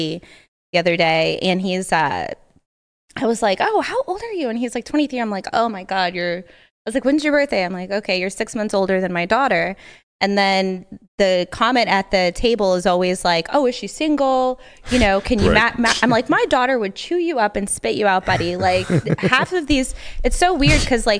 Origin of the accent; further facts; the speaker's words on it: Fort Myers, Florida, United States; Fort Myers, Florida.